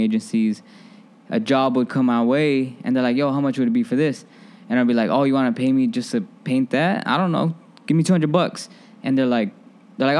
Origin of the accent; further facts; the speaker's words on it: Phoenix, Arizona, United States; moved away as an adult; now in Chicago, United States; I was bred and fed in Phoenix, Arizona, and that's still home